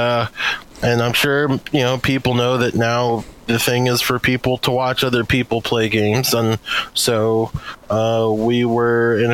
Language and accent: English; United States; as an American